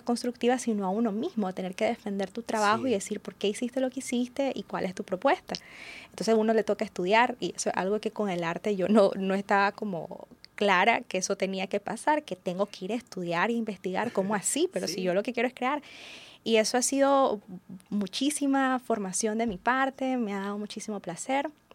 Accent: Nicaragua; nuestra idiosincrasia como nicaragüenses

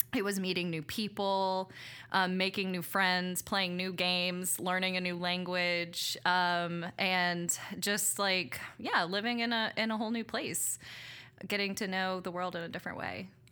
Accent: Abbeville, Louisiana, United States; also born or lived in Mexico; I grew up in Abbeville, Louisiana

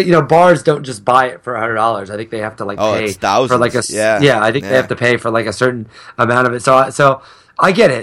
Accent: a very small town in Illinois, United States; I grew up in a very small town in the middle of nowhere, Illinois

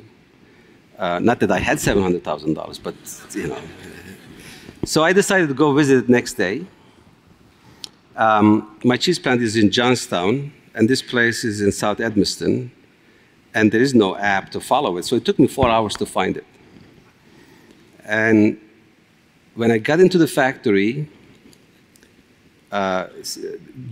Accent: Turkey; moved away as an adult; also born or lived in upstate New York; now in United States; I'm Kurdish, I'm from Turkey.

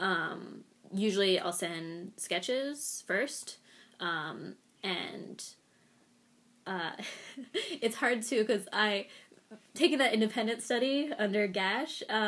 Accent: New Jersey, United States; I grew up in South Jersey, but like, rarely really did anything in the city

